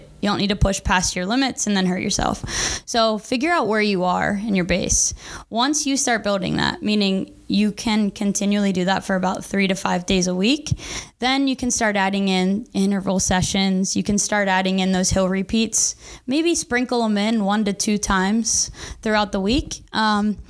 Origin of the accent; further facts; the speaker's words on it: Maryland, United States; moved away; I'm from Maryland